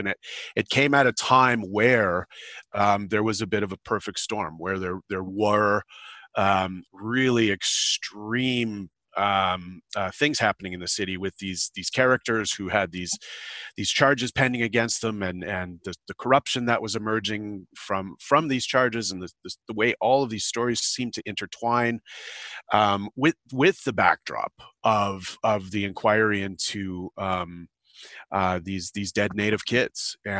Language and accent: English; Thunder Bay, Ontario, Canada; And because that's home, for me, and I grew up around Thunder Bay.